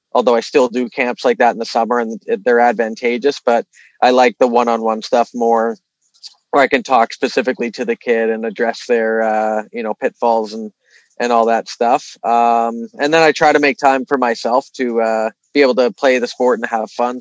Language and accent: English; Toronto, Ontario, Canada; also born or lived in Vancouver; being from here, I knew the lay of the land pretty well.